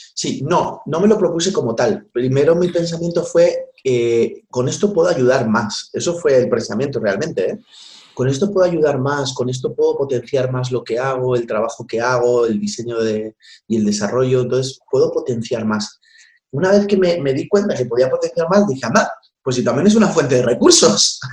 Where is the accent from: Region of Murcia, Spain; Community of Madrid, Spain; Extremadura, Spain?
Community of Madrid, Spain; Madrid; also born or lived in Vallecas, Madrid / Valdemoro; viví en Canillejas mucho tiempo, hasta los 18 años, y después de allí, pues me, fui al barrio de Vallecas.